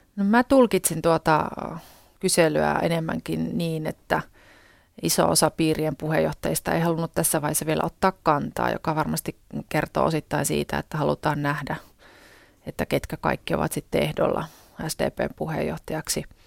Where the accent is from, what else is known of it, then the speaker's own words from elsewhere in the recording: Kokkola, Central Ostrobothnia, Finland; silloisessa kotikaupungissani ja nykyisessäkin kotikaupungissani Kokkolassa